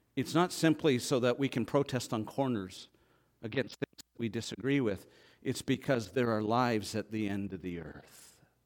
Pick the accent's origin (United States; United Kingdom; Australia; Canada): Canada; I grew up in Canada.